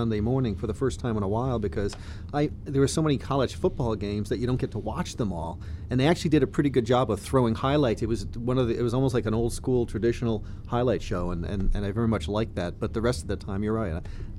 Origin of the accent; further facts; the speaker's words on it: New York, United States; I grew up with him in New York